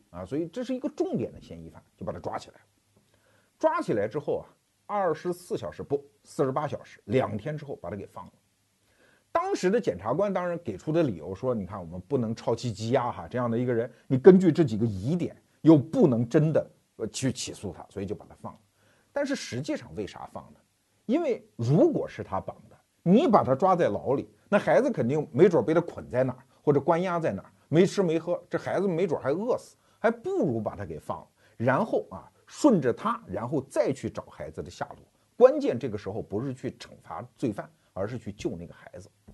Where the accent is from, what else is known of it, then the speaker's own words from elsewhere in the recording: China; 我们中国人经常说啊，不作死就不会死